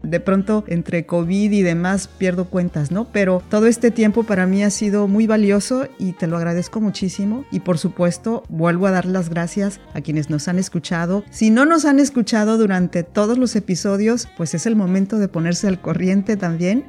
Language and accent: Spanish; Mexico; now in France; mis experiencias como migrante en un país como Francia, como migrante mexicana